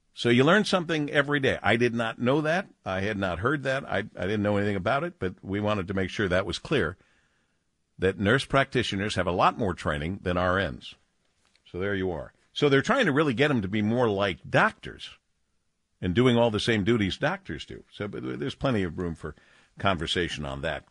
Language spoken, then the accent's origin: English; Detroit, Michigan, United States; my hometown